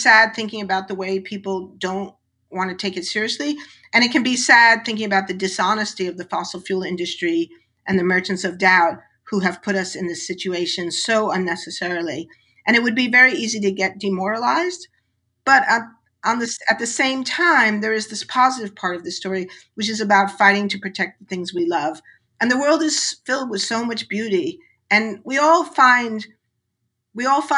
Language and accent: English; New York City, New York, United States; I grew up in New York City, which was an incredibly noisy place.